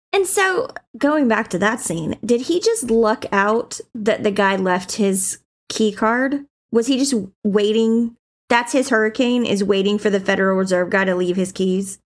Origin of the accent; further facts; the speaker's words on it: South Georgia, United States; I'm from Georgia, like South Georgia, and so, and my family's from Georgia and Alabama